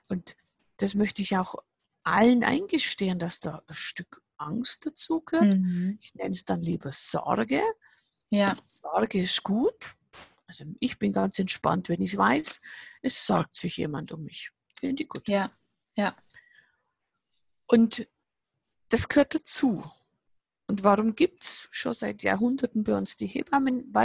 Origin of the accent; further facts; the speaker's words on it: Bavaria, Germany; Ich sage immer, das kann man sich bei uns im Allgäu jedes Jahr mindestens an ein paar Tagen, manchmal monatelang testen, was es heißt, neue Schritte im Schnee zu tun.